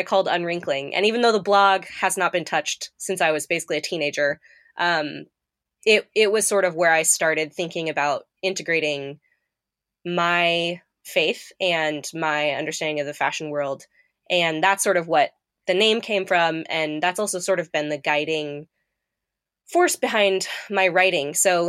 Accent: Manila, Metro Manila, Philippines; I grew up overseas in Manila, Philippines, and I grew up around a lot of poverty, quite frankly, and there's a lot of uneven development.

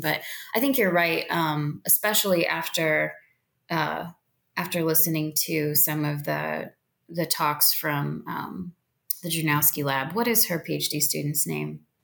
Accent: South Central Indiana, United States; now in Missouri, United States; growing up in South Central Indiana

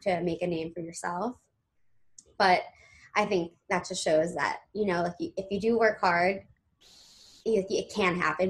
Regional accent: Los Angeles, California, United States; born or raised there; now in New York City, United States

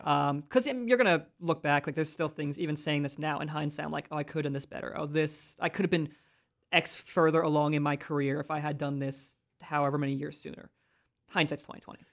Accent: Philadelphia, Pennsylvania, United States; moved away as an adult; now in Central Pennsylvania, United States; I grew up in Philly

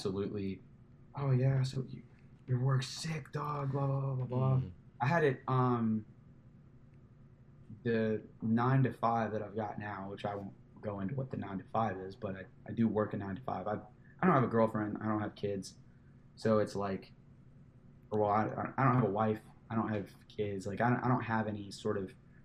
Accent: Louisville, Kentucky, United States; moved away as an adult; now in Tampa, United States; we are from Louisville, Kentucky.

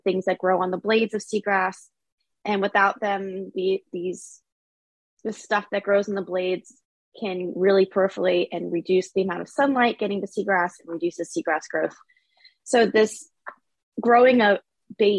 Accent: Florida, United States; also born or lived in Australia / Maine; I'm from Florida, so I wanted to come back home

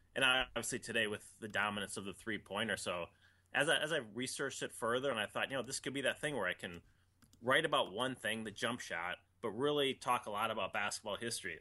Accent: Minnesota, United States; I grew up in Minnesota

